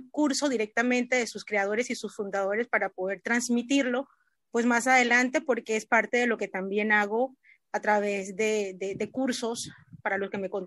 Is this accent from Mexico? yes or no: no; Panama; soy de Panamá.